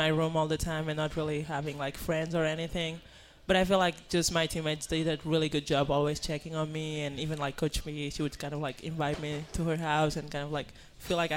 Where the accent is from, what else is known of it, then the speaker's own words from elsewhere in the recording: Spain; English is a second language; moved away; I'm from Spain.